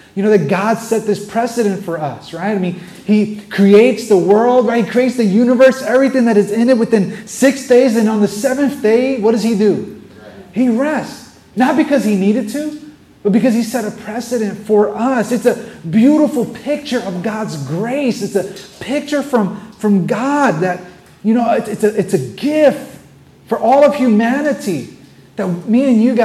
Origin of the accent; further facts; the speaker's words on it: New York City, New York, United States; I'm a New Yorker. I'm born and raised here